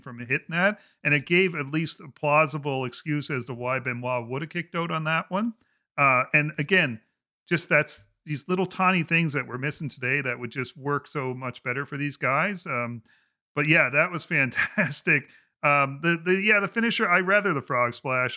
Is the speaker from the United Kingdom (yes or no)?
no; Canada; being a Canadian